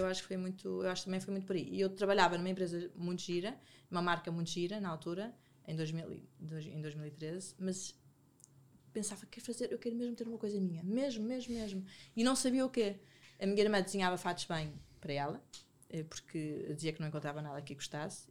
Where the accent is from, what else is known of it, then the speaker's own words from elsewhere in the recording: Porto, Norte, Portugal; now in Lisbon, Portugal; eu, eu, eu, sou do Porto, então nem, nem conheço, na altura, agora conheço mais pessoas, mas na altura conhecia poucas pessoas em Lisboa